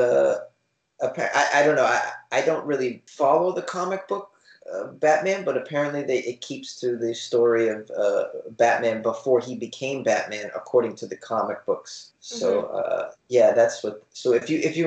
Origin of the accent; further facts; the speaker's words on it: Boston, Massachusetts, United States; moved away as an adult; also born or lived in New York City; now in Los Angeles, United States; I'm an East Coaster. I grew up in Boston, Massachusetts.